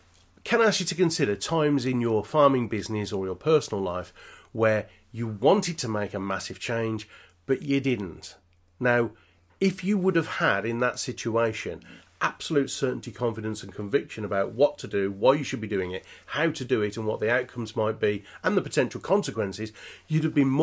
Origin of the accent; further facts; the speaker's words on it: Birmingham, West Midlands, United Kingdom; accent: Peaky Blinder; me being a Brummie